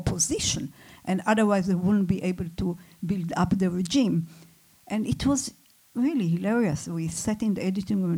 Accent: Israel; I come from Israel

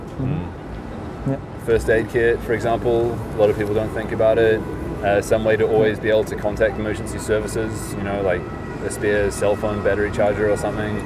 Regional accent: New Zealand; moved away; in New Zealand, where I'm from

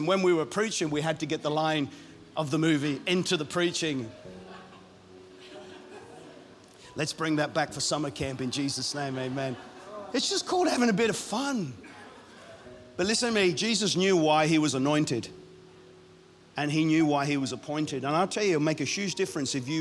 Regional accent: Ireland; I'm Irish

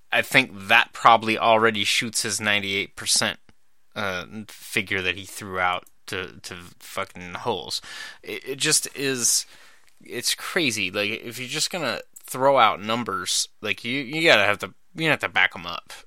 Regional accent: Idaho, United States; also born or lived in Montana; I grew up in Idaho and Montana

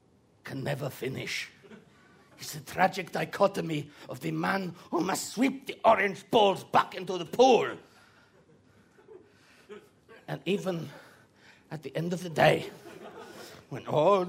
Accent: Bulgaria; English is a second language; moved away as an adult; now in United Kingdom; I come from Bulgaria to make a better life for myself and my family, and I get a job at, well, the famous Kew Gardens, and I'm so happy.

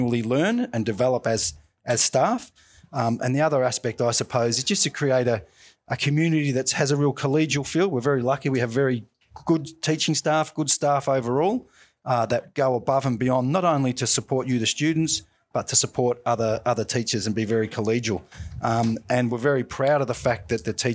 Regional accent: Melbourne, Victoria, Australia; And I grew up in Deer Park, not too far from here in Caroline Springs.

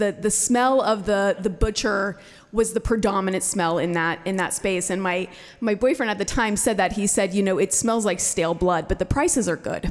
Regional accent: Midwest, United States; moved away; also born or lived in Southeast Alaska; I grew up in the Midwest

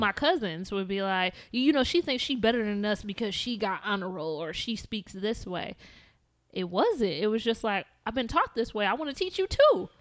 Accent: South Bend, Indiana, United States; I'm from South Bend, Indiana

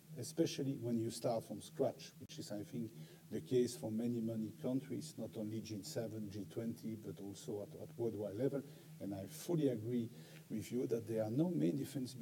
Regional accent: Brussels, Brussels-Capital Region, Belgium; I'm a native from Brussels

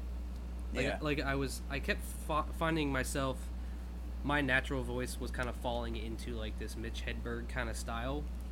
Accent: Philadelphia, Pennsylvania, United States; now in Maui, United States; I'm originally from Philadelphia. 215.

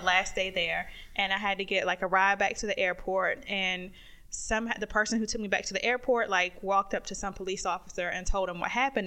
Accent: North Carolina, United States; growing up in North Carolina

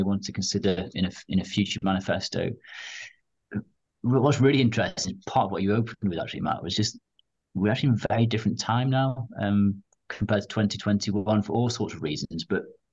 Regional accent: Wales, United Kingdom; I'm born and bred in Wales, I'm proud to be from my part of the world, and I've never actually moved out of Wales

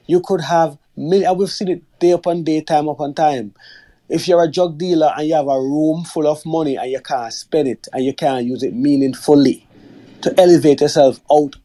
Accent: Jamaica; moved away; I'm a Jamaican, I've lived in Jamaica

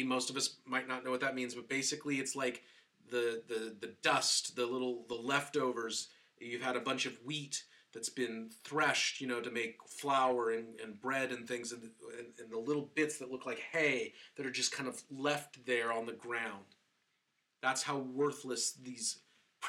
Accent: Seattle, Washington, United States; I grew up in Seattle

